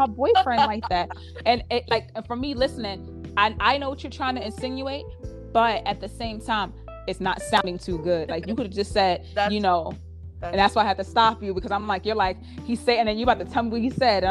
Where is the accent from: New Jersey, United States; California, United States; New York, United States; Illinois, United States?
New York, United States; New York City; also born or lived in Brooklyn / Queens; I'm from Harlem.